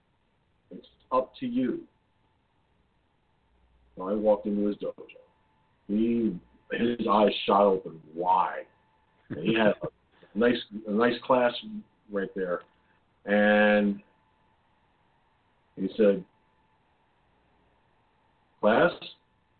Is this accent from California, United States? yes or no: no; Peekskill, New York, United States; Peekskill, my hometown.